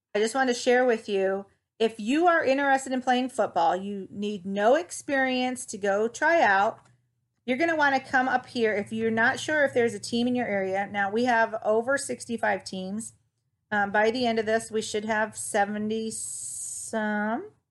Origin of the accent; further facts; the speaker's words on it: Toledo, Ohio, United States; My hometown is Toledo, Ohio.